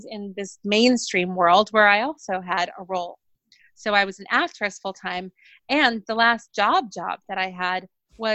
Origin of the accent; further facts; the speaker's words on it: New York City, New York, United States; I grew up in New York City